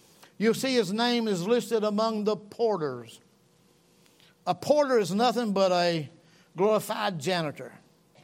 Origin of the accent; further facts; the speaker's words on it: North Georgia, United States; I'm from North Georgia